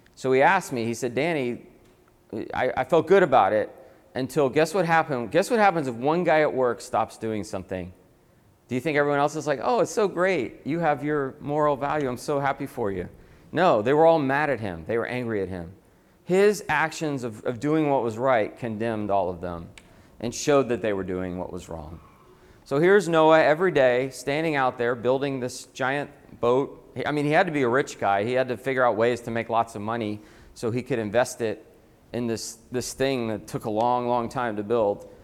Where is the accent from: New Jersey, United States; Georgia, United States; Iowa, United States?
Georgia, United States; Atlanta; moved away as an adult; also born or lived in Boston; I'm from Atlanta